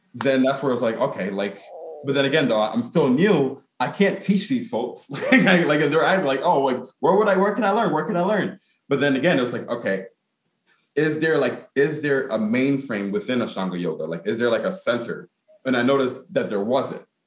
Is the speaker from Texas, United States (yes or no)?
no; Newark, New Jersey, United States; also born or lived in Ghana (ancestry); as a Ghanaian American, um, in the sense that I was born in Newark, because my my mom and my dad were born in Ghana.